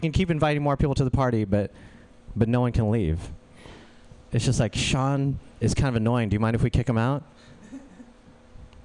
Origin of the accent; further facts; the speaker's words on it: India; I'm Indian, but I don't look like the rest of my family.